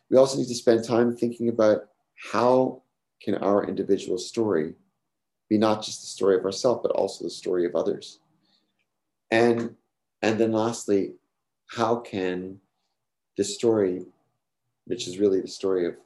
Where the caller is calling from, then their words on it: New York City, New York, United States; I'm speaking here from New York City. Maybe it's particularly a New York thing